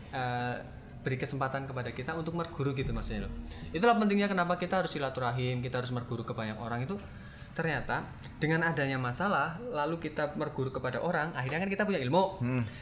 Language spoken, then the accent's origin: Indonesian; Cilacap, Central Java, Indonesia; jadi desa saya apa Cilacap itu punya jargon